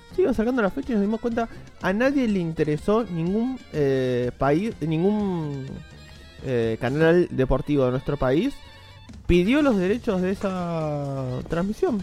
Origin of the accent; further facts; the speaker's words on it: Argentina; como somos argentinos